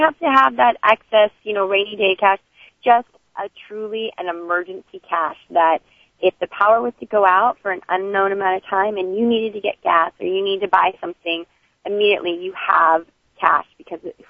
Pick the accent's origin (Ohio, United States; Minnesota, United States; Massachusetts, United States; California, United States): California, United States; growing up in California